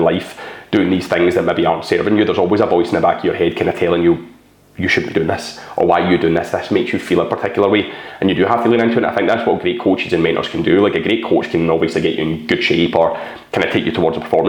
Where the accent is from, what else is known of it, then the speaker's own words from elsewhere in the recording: Scotland, United Kingdom; I'm a Scottish, bald guy